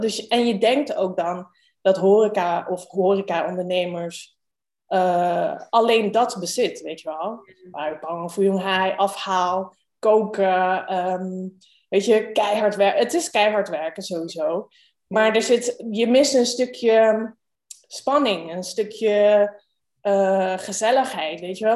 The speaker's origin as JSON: {"language": "Dutch", "town": "Rijswijk", "region": "South Holland", "country": "Netherlands", "tie": "born or raised there", "also_born_or_lived": "Rotterdam / Amsterdam / Hong Kong", "said": "geboren in Rotterdam, opgegroeid in Rijswijk"}